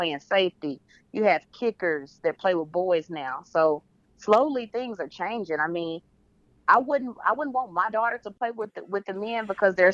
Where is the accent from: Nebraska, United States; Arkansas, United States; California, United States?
Arkansas, United States; Pine Bluff; moved away; also born or lived in Dallas; I was born and raised in Pine Bluff, Arkansas